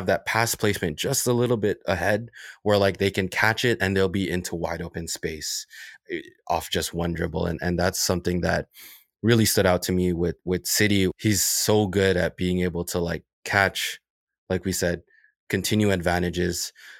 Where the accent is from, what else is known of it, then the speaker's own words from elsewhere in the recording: Toronto, Ontario, Canada; He's a Scarborough guy and I grew up in Scarborough.